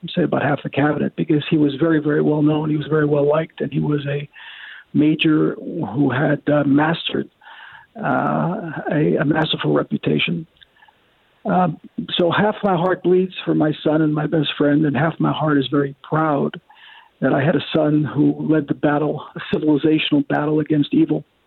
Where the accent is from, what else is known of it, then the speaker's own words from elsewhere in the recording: Scranton, Pennsylvania, United States; now in Israel; I was born and bred in Scranton, Pennsylvania. I come from President Biden's hometown